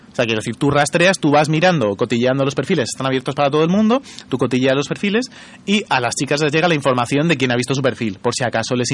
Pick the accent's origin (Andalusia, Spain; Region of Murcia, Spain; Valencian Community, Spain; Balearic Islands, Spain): Region of Murcia, Spain